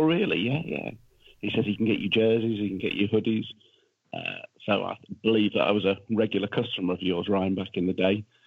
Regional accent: Leicester, East Midlands, United Kingdom; I'm from Leicester

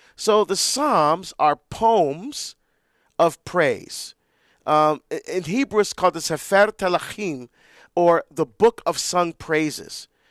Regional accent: Barbados; moved away; we're from Barbados, that's where I was born.

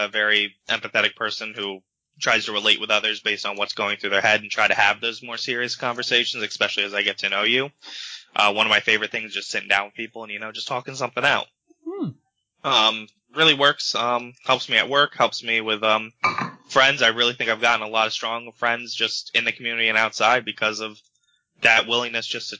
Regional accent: New York, United States; now in Pennsylvania, United States; I'm from New York.

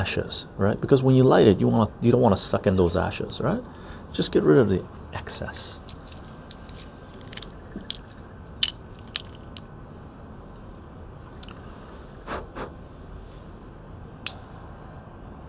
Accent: West Coast Canada, Canada; also born or lived in Iran; I consider myself to be a West Coast Canadian. I've spent most of my life here.

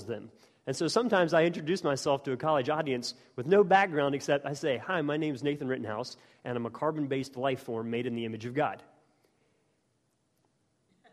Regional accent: West Virginia, United States; moved away as an adult; also born or lived in Oxford, United Kingdom; growing up in West Virginia and then being in Oxford

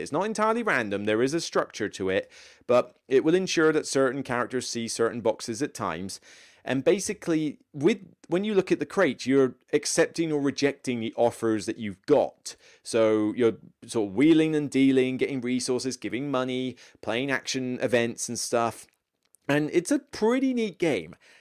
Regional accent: Taunton, South West England, United Kingdom; moved away as an adult; Taunton is my hometown.

